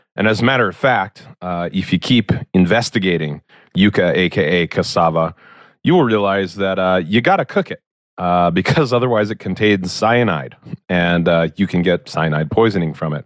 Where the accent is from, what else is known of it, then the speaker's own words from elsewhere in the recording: Maryland, United States; I was born in Maryland.